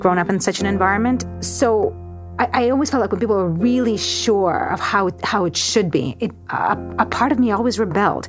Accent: Georgia; now in United States; I grew up in Georgia. It wasn't even Russia.

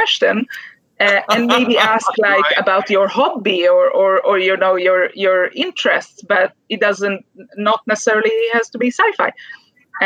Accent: Israel; moved away; from my home country, from Israel

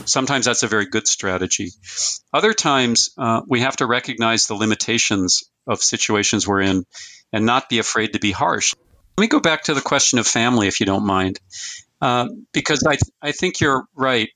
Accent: Fargo, North Dakota, United States; I was born in 1958 in Fargo, North Dakota, or in, in North Dakota.

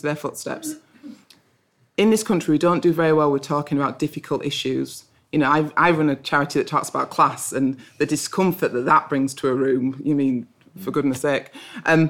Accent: Bradford, Yorkshire and the Humber, United Kingdom; I grew up in Bradford

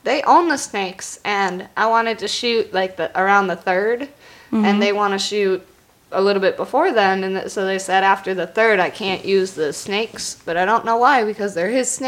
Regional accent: Wisconsin, United States; Wisconsin, which is where I'm from

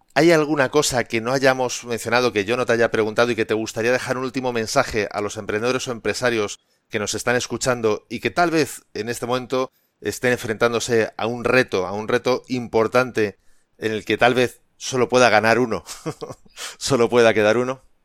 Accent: Spain; a mí como, como español

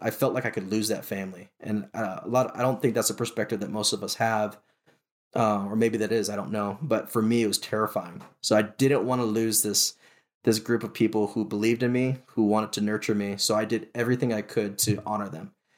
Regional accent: Honolulu, Hawaii, United States; I was born and raised in Honolulu, Hawaii

